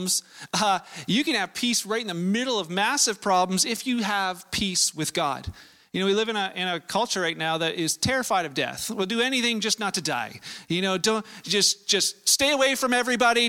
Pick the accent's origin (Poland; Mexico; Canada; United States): Canada; Vancouver, British Columbia; I was born in Canada. I was born in Vancouver